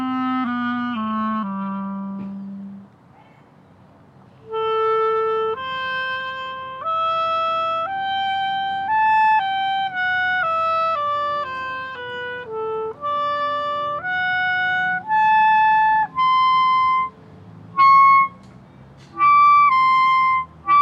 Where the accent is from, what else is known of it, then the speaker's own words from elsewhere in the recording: Massachusetts, United States; moved away; I'm originally from Massachusetts